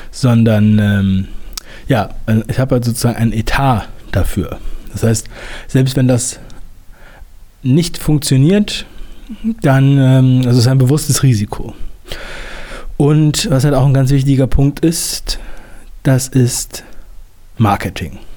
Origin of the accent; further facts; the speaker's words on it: Northern Germany, Germany; Ich bin ja in Norddeutschland aufgewachsen